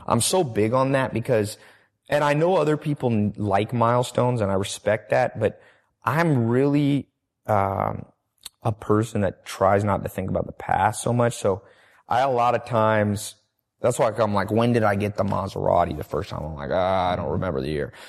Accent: Long Beach, California, United States; also born or lived in North Carolina / San Diego; I'm from Long Beach, ghetto part

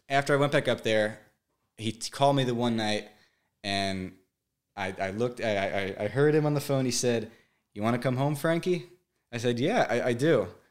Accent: Brick, New Jersey, United States; I grew up in Brick, New Jersey, living with my mom and dad

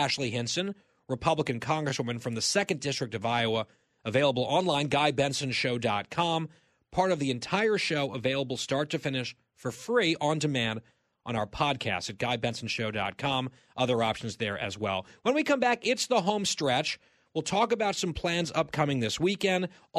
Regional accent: Saudi Arabia; born there; My parents actually bought one for me, mini, when I was a kid because I was born in Saudi Arabia.

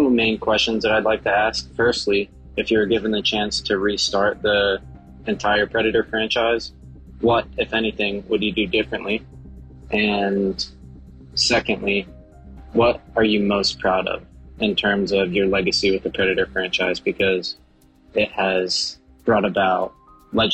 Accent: Pennsylvania, United States; moved away as an adult; I'm 21, and I'm from Pennsylvania

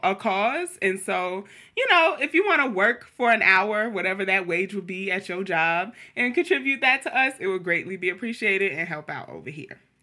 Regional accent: New York City, New York, United States; growing up in Queens

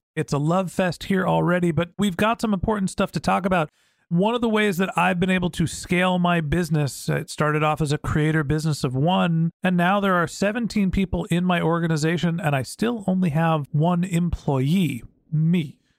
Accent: United States; I'm from the United States

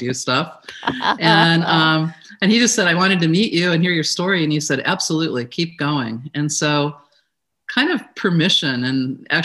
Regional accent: Elyria, Ohio, United States; moved away as an adult; also born or lived in Corvallis, Oregon; now in San Francisco Bay Area, United States; I grew up in Ohio, in northeastern Ohio, a city called Elyria.

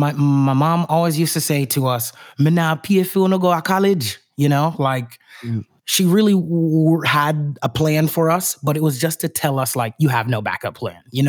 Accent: Houston, Texas, United States; moved away as an adult; also born or lived in Indianapolis, Indiana; I grew up in Houston, Texas, in a northern suburb named Kingwood

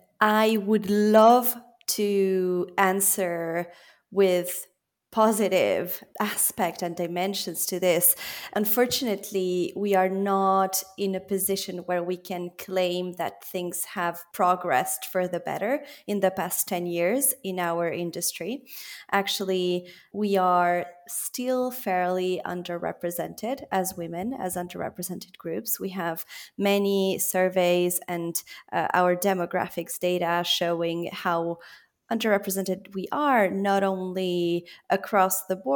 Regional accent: Belgium; also born or lived in Switzerland / France / Italy; now in United Kingdom; So I was born in Geneva to Argentine parents who have Italian roots. I was therefore raised in a multicultural environment. I then grew up in Belgium, studied in France and Italy, and worked in Latin America.

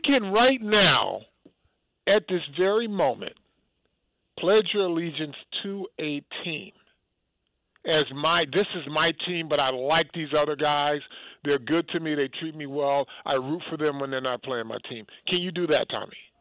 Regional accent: Detroit, Michigan, United States; growing up, it was Detroit Lions because I was from Detroit

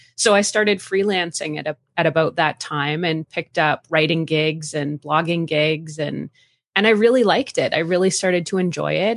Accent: Canada; accent: Canadian; also born or lived in Calgary, Alberta; born and raised in Canada. I've lived all across the country. I'm currently living in Calgary, Alberta

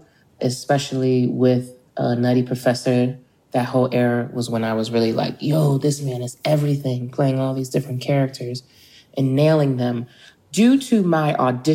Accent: Philadelphia, Pennsylvania, United States; someone who born and raised in Philadelphia

